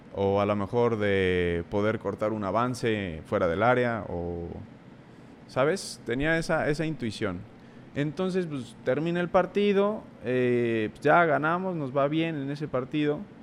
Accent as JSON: {"language": "Spanish", "region": "Puebla", "country": "Mexico", "said": "entré a la prepa tech eh, de allá de Puebla, soy de Puebla"}